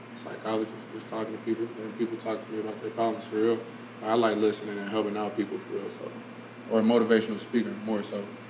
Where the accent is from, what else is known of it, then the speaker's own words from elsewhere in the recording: Cincinnati, Ohio, United States; we was born in Cincinnati.